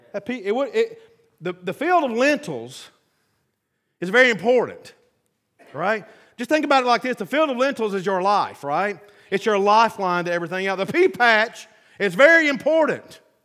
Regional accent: the South, United States; I'm from the South

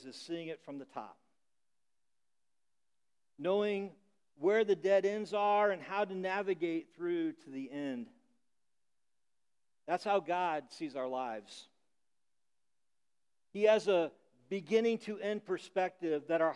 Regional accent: Illinois, United States; moved away; the corn in Illinois, where I grew up, grows really tall

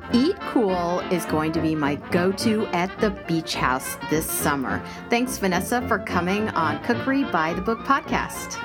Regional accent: Prairie Village, Kansas, United States; we are from the same hometown

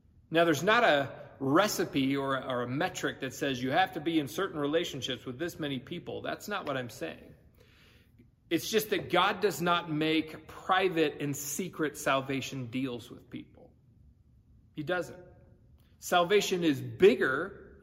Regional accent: California, United States; moved away; I grew up in California

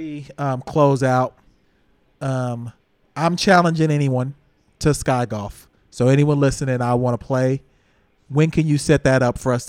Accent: Oklahoma, United States; also born or lived in Texas; now in Houston, United States; I prefer to Oklahoma. Be from Oklahoma and Texas. I am a heartland flyover state person.

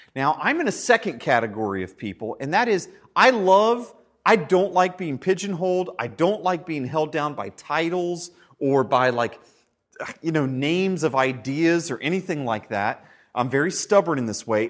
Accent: United States; we're Americans

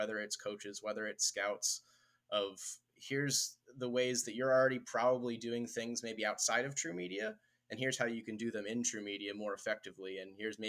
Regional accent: Philadelphia, Pennsylvania, United States; moved away as an adult; also born or lived in Atlanta; Growing up in Philadelphia

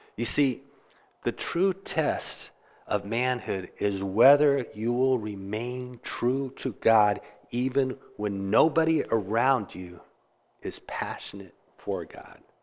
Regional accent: Kansas, United States; now in Interlaken, New York, United States; I grew up in Kansas

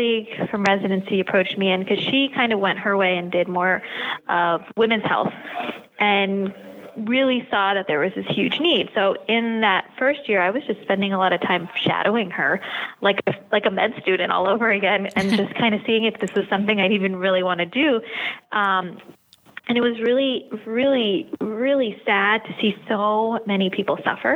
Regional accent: New York, United States; also born or lived in Long Island; I was born and raised in New York, have lived here my entire life

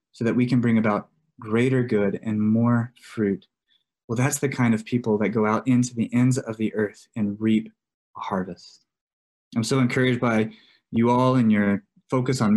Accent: Texas, United States; now in New Mexico, United States; I grew up in Texas.

